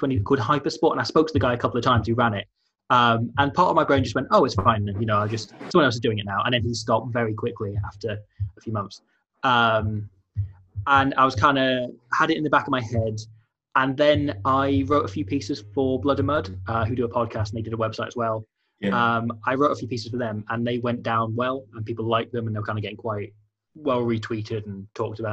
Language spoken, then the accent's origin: English; Welsh, Wales, United Kingdom; Being Welsh